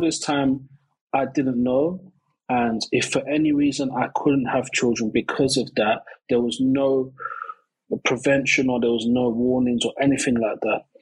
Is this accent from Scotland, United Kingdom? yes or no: no; London, United Kingdom; I grew up um, around East London